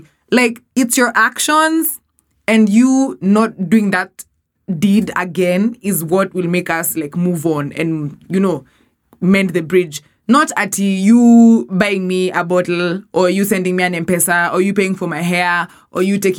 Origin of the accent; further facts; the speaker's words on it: Kenya; You know I'm a Kenyan